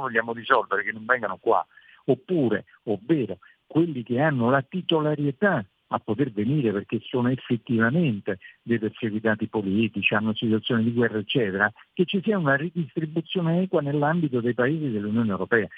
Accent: Italy; sono l'unico italiano relatore ombra in Commissione Econ

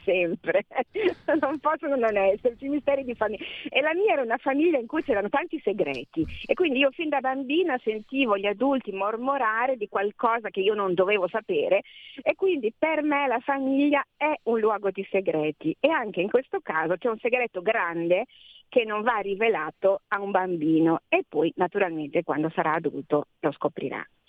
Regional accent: Emilia-Romagna, Italy; io sono emiliana

